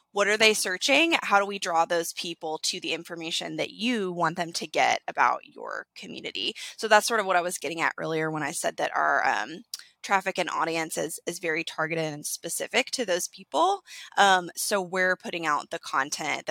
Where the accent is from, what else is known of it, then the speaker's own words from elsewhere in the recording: Chattanooga, Tennessee, United States; I'm from Chattanooga